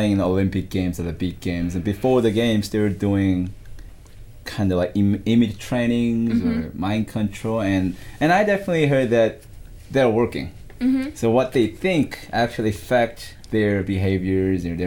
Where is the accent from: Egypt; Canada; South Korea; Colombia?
South Korea; now in Tampa, United States; I'm from Korea, and I live in Tampa, Florida right now